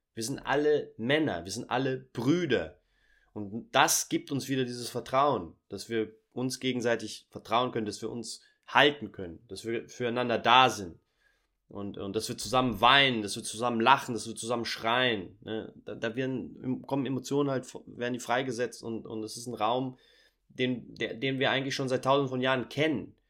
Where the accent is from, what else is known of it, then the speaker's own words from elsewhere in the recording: Portugal; also born or lived in Germany; Ich bin äh, in Portugal groß geworden, Sohn einer deutschen Mutter, brasilianischen Vater